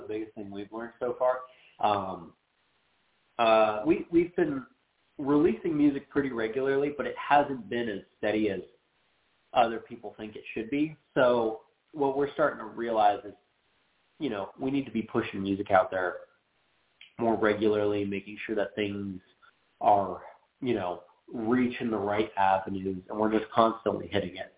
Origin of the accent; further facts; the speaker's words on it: Phoenix, Arizona, United States; we're from Phoenix